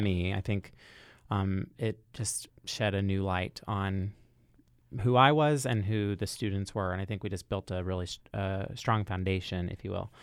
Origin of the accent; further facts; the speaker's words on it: Louisville, Kentucky, United States; I'm from Louisville, Kentucky